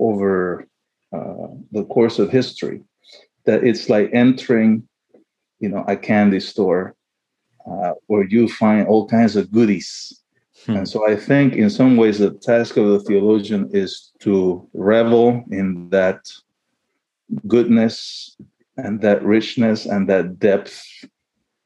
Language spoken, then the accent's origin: English; Panama; also born or lived in Chile; now in St. Louis, United States; I was born in Chile, my mother's motherland, but I grew up in Panama.